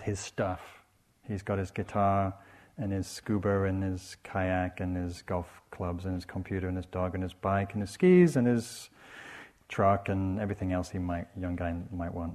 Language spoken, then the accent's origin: English; England, United Kingdom; I'm English